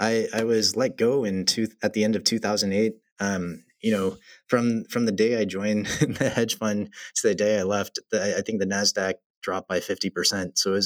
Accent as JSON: {"language": "English", "region": "the South", "country": "United States", "tie": "born or raised there", "said": "it's quite different culturally than growing up in the South."}